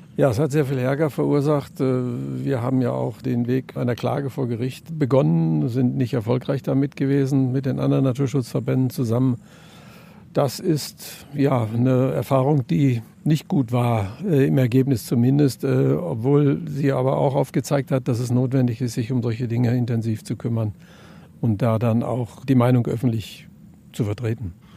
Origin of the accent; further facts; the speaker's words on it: near the Ruhr area, North Rhine-Westphalia, Germany; Ich komme aus der Nähe vom Ruhrgebiet